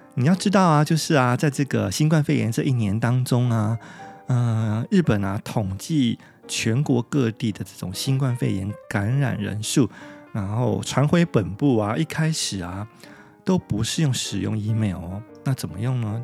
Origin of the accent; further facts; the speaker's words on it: Taiwan; 我们台湾人